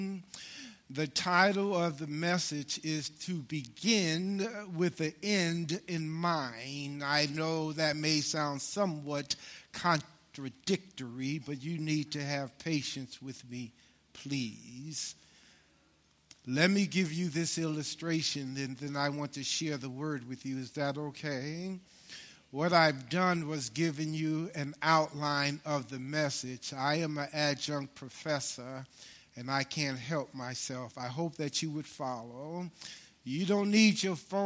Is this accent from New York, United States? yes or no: yes; New York City, New York, United States; I grew up in Harlem, New York.